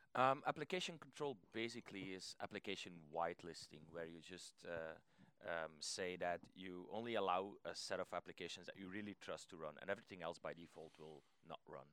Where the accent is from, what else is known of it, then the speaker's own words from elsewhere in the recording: Belgium; I'm from Belgium